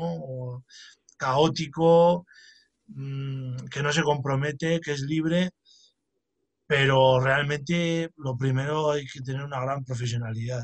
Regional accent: La Rioja, Spain; aquí en mi tierra, que es La Rioja

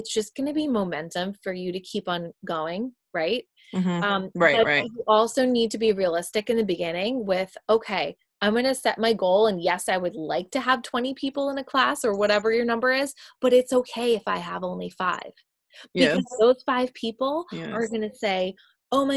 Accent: New York, United States; moved away; I'm from New York

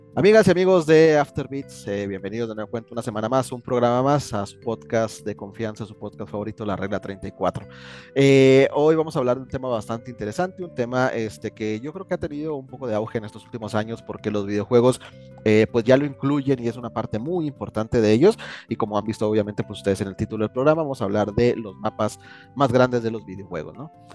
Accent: Mexico; somos muy orgullosamente mexicanos

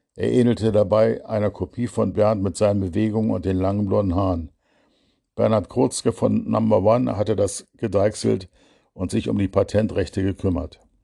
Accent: Berlin, Germany; unserer Aral-Tankstelle, der ältesten Berlins

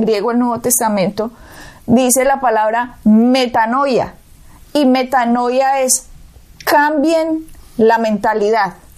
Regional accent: Colombia; Yo nací en Colombia.

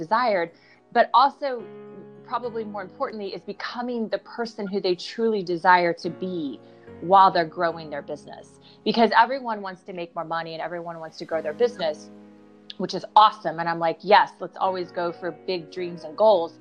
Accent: the Midwest in Kansas and Oklahoma, United States; now in Santa Monica, United States; I grew up in the Midwest in Kansas and Oklahoma.

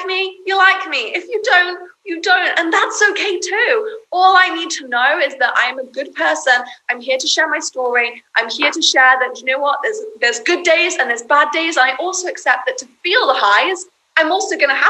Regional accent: United Kingdom; now in United States; I'm British

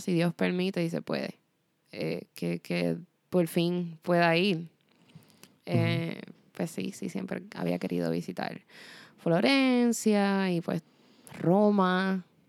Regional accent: Puerto Rico; moved away as an adult; also born or lived in Spain; Yo me fui de Puerto Rico a mis 17 años y me fui para España

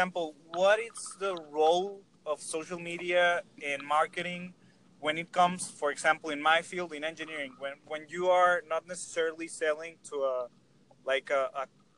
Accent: Mexico; I'm from Mexico. I'm actually a student right now.

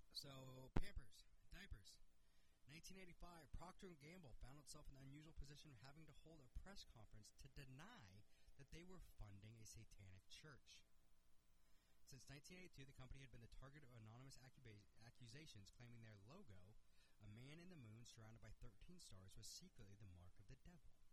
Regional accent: Washington, United States; my home state, Wenatchee, Washington

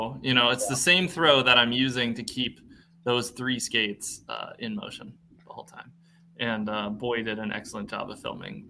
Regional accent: New England, United States; Never knew they existed until I came down to school near Tampa, and I'm from the New England area.

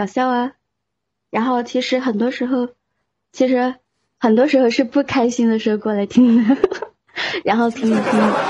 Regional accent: Chengdu, Sichuan, China; accent: Sichuan; 我是来自成都的。

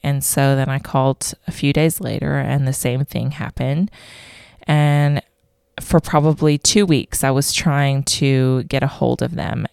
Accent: Vero Beach, Florida, United States; moved away as an adult; also born or lived in Tennessee; now in Australia; I am originally from Vero Beach, Florida

